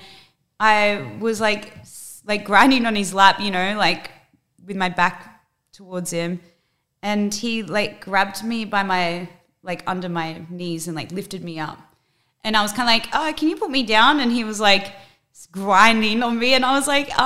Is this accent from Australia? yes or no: yes; Australia; growing up in Australia